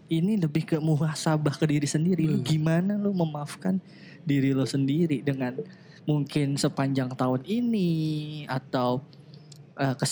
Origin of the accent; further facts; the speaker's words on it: Jakarta, Indonesia; Kalau gue gede dan besar tumbuh di Jakarta